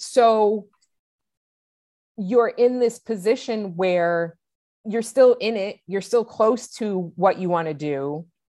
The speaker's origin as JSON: {"language": "English", "region": "New England", "country": "United States", "tie": "born or raised there", "said": "I was born and raised in New England."}